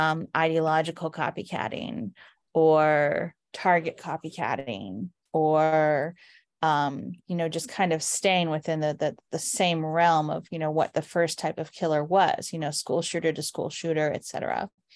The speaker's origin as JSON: {"language": "English", "region": "California", "country": "United States", "said": "The California shootings, and being Californian myself, I'm familiar with the areas that they attacked and familiar with the communities that live there."}